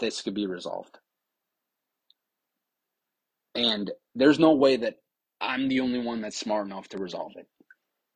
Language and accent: English; New York, United States; I'm from New York